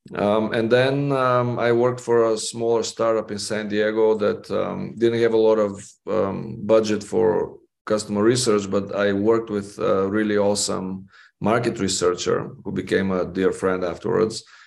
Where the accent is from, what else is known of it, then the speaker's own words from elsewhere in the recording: Bulgaria; moved away as an adult; now in Las Vegas, United States; growing up in Bulgaria and then coming to the United States to study psychology